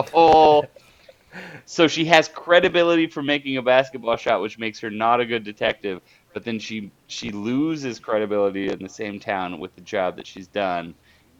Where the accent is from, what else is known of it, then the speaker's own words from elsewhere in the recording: Dayton, Ohio, United States; I am from Dayton, Ohio. And literally, this town is every small town that's not close to a big town.